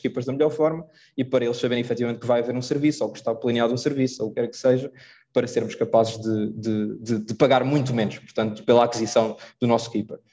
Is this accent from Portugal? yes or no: yes; Portugal; nós somos portugueses